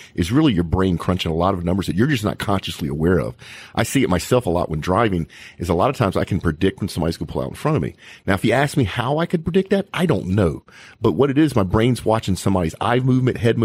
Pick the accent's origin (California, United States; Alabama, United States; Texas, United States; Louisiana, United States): Louisiana, United States; Cajun; I'm actually Cajun myself